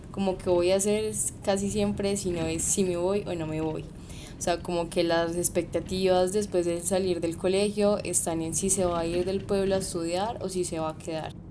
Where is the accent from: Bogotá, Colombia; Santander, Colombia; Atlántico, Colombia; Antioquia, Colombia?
Antioquia, Colombia; Jericó; soy de Jericó y eh, represento el suroeste en la plataforma departamental de Juventudes.